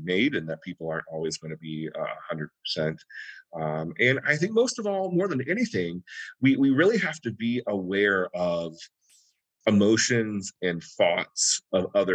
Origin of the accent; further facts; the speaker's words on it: the South, United States; my family, I was raised, we're from the South.